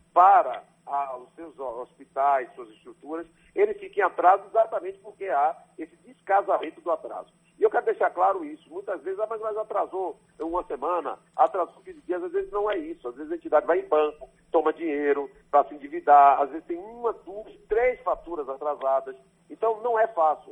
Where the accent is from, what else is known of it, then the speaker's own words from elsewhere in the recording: Salvador, Bahia, Brazil; also born or lived in Jequié; Eu nasci em Salvador, sou filho do ex-prefeito de Salvador